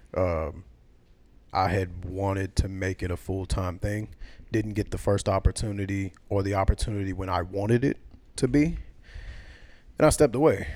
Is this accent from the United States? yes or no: yes; the South, United States; also born or lived in New York; I'm a Southerner by blood